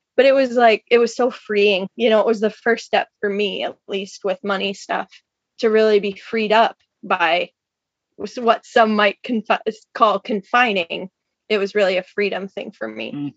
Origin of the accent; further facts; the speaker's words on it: Minnesota, United States; moved away as an adult; also born or lived in Washington State; We're both from the Midwest originally. Minnesota for me